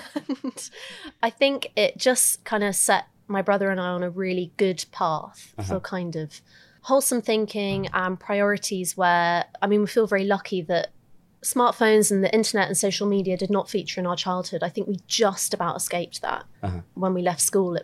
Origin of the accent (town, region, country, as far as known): Lympstone, South West England, United Kingdom; born or raised there; also born or lived in Augusta, Georgia, United States